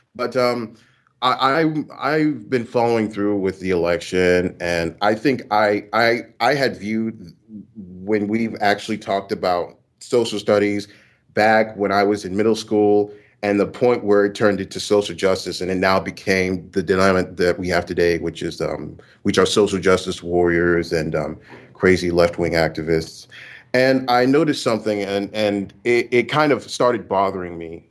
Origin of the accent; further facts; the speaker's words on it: Houston, Texas, United States; now in Louisiana, United States; I was born in Houston, Texas, but I'm in a university in Louisiana